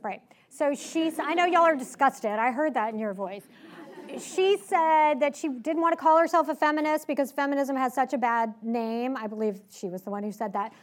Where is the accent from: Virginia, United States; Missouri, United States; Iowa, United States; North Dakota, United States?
Virginia, United States; Richmond; I grew up in Richmond